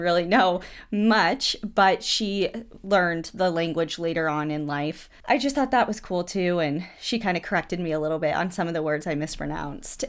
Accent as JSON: {"language": "English", "region": "southern New Hampshire", "country": "United States", "said": "we're from southern New Hampshire."}